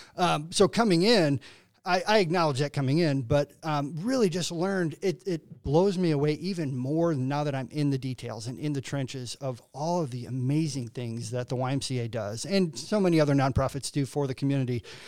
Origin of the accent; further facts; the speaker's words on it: LaSalle, Illinois, United States; now in Quincy, United States; I'm originally from LaSalle, Peru, um, north of Bloomington, um, probably about an hour north of Bloomington